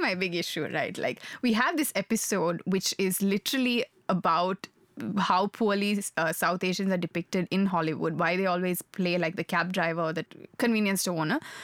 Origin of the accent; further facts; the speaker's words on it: Sri Lanka; moved away; I grew up in Sri Lanka. I'm Sri Lankan by birth.